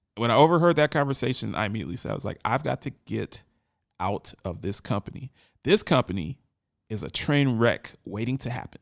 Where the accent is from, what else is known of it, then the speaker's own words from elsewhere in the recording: Columbus, Ohio, United States; moved away; my boys from back home in Columbus that I grew up